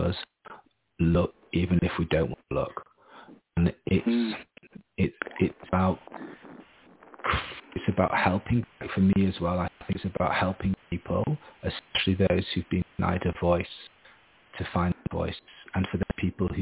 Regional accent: Harrogate, Yorkshire and the Humber, United Kingdom; moved away as an adult; also born or lived in Japan / United States / Australia; now in Edinburgh, United Kingdom; I'm from a posh middle-class town in the north of England, Harrogate

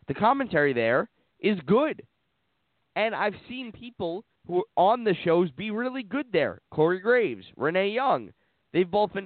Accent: New York, United States; I'm from New York

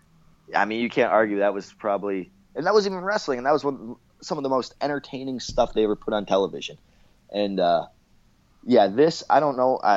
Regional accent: Canada; I'm Canadian

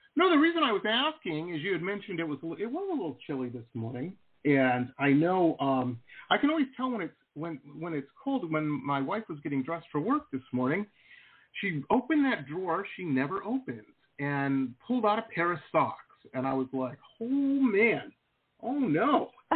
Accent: Detroit, Michigan, United States; also born or lived in Southern California; now in Florida, United States; I grew up in Metro Detroit. I've lived all over. Lived in Southern California for a while

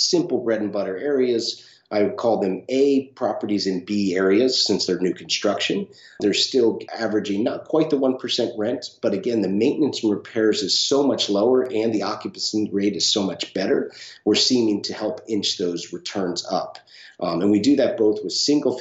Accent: Northeast, United States; also born or lived in California; now in St. Augustine, United States; where I grew up in the Northeast, it was normally a three-month short-term rental market

